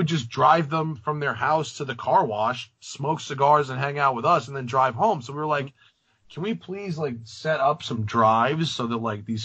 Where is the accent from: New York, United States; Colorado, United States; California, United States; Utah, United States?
New York, United States; Rye; moved away as an adult; also born or lived in Englewood, New Jersey / Atlanta / Philadelphia / Greenwich; I grew up in Rye.